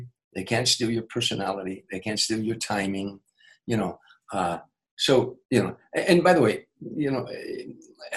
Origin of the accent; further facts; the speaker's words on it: Harvey, Illinois, United States; moved away; growing up in Harvey